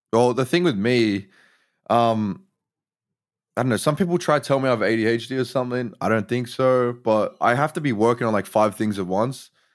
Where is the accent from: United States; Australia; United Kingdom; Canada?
Australia; Sydney, New South Wales; I'm from Sydney, Australia.